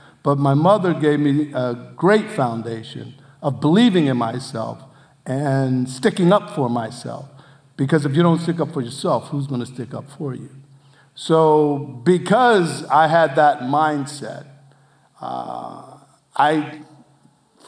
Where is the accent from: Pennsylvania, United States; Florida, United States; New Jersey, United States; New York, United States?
New Jersey, United States; I was from South Jersey